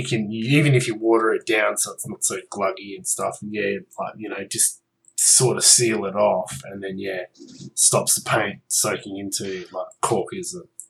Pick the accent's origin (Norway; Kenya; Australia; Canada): Australia; I'm Australian.